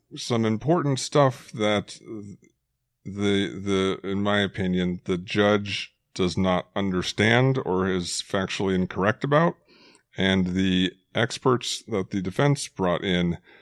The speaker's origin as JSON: {"language": "English", "town": "Phoenix", "region": "Arizona", "country": "United States", "tie": "born or raised there", "said": "growing up in Phoenix"}